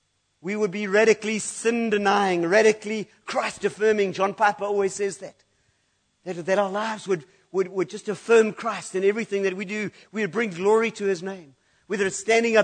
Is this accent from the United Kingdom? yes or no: yes; United Kingdom; I'm British